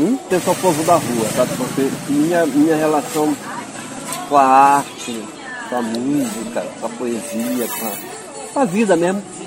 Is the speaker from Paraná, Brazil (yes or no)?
no; São Luís, Maranhão, Brazil; moved away as an adult; also born or lived in Bacurituba, Maranhão; now in Rio de Janeiro, Brazil; minha referência maior já é o bairro da Liberdade, onde eu me criei